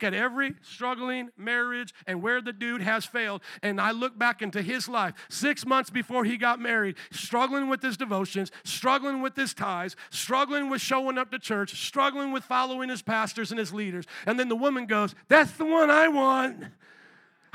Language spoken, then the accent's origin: English; Midwest, United States; also born or lived in New Orleans, Louisiana; now in Chicago, United States; I had been born and raised in the Midwest